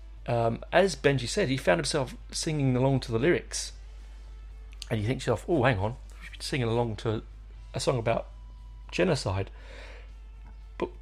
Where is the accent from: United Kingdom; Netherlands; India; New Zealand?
United Kingdom; England; I do show my heritage there. I'm an Englishman.